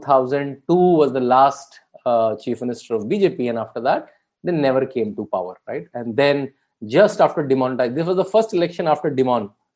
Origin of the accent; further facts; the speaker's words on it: Bareilly, Uttar Pradesh, India; that's my home state also. I'm born in Bareilly